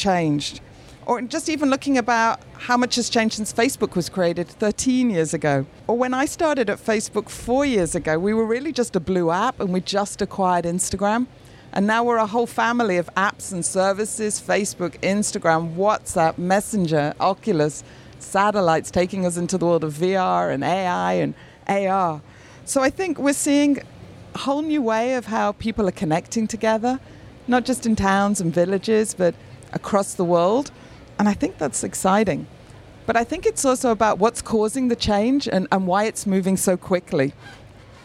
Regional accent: Manchester, North West England, United Kingdom; Manchester is my hometown

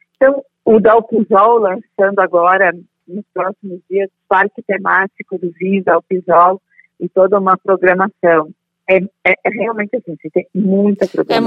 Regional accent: Bento Gonçalves, Rio Grande do Sul, Brazil; also born or lived in Monte Belo do Sul; eu sou do interior de Bento Gonçalves na época, nasci né? Bento Gonçalvense mas hoje, como se emancipou, é Santa Teresa município

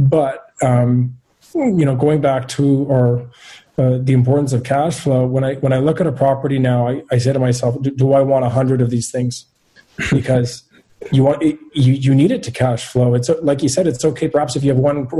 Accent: Montreal, Quebec, Canada; also born or lived in Ottawa; I'm born and raised in Montreal.

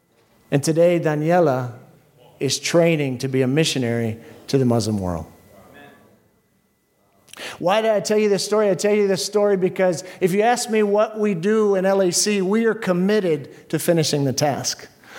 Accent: Texas, United States; I'm a Texan.

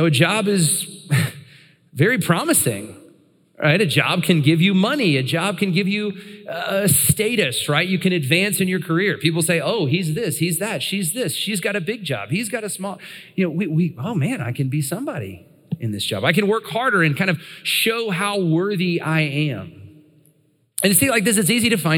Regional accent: United States

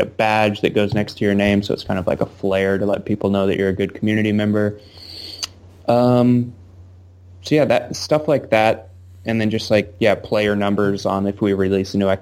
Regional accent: rural Virginia, United States; moved away as an adult; also born or lived in Blacksburg / Nashville; now in Seattle, United States; my hometown because I live in, like, you know, rural Virginia or something, like, where I grew up

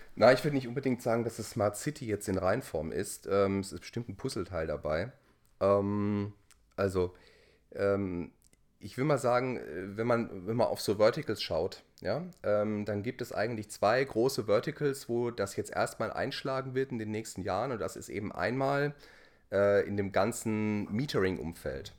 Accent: Heidelberg, Baden-Württemberg, Germany; accent: Kurpfälzisch; moved away as an adult; now in Hamburg, Germany; ich bin gebürtiger ähm, Heidelberger oder Lohmener. Ja. Also wo ich herkomme, da schwätze ich mir so. Ja. ja. Und also so ein bisschen kurpfälzisch

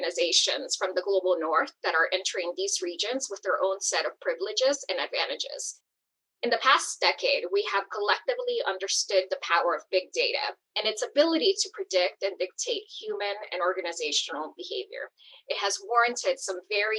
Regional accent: El Salvador; moved away; I was born in El Salvador and grew up seeing entire communities being decimated by civil war

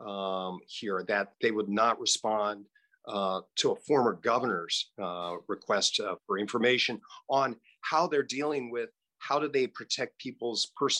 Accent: Hays, Kansas, United States; I grew up in Hayes

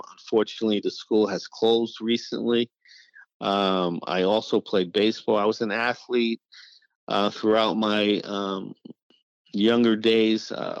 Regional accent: Jersey City, New Jersey, United States; also born or lived in Mineola, Long Island, New York; I was born in Nassau Hospital. I was not living in Long Island at the time. So I was born and bred in Jersey City

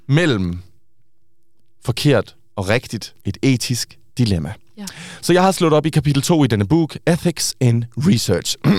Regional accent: Denmark; Swedish is a second language; jag är dansker

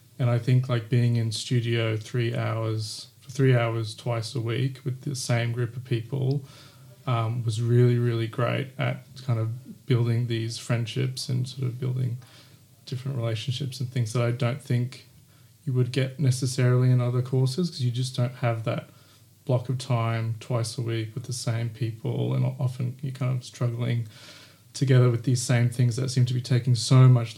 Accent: Queensland, Australia; because when I came down from Queensland, I found RMIT like very intimidating, this application process.

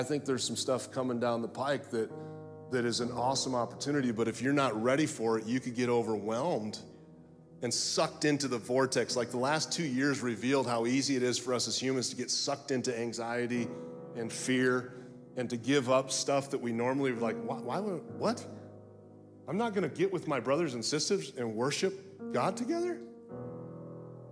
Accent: Florida, United States; I'm from Florida

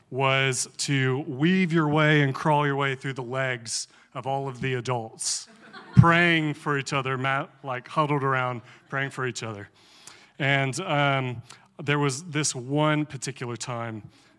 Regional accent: Alabama, United States; I grew up in the Charismatic Church. My siblings and I were raised in a Vineyard Church in Northeast Alabama.

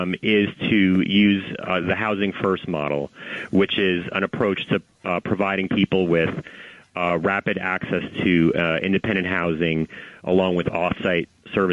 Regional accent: New York City, New York, United States; I mean, I'm a New Yorker. I ride the subway every day. I've ridden the subway, you know, since I was a child.

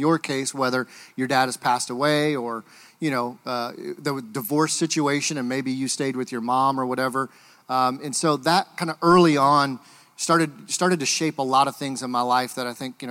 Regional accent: Michigan, United States; moved away; I'm originally from Michigan

